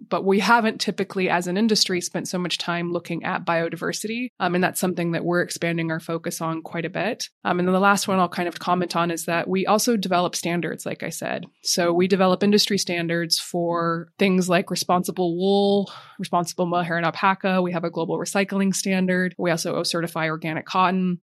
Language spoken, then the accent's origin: English; Montana, United States; moved away as an adult; now in London, United Kingdom; I grew up in Montana